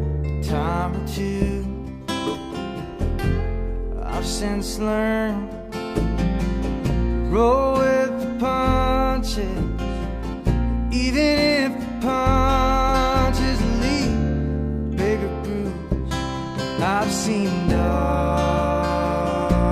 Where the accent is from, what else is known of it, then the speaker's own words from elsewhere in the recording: Upstate New York, United States; moved away as an adult; now in Nashville, United States; Upstate New York, yep. This one's about a little bit about growing up there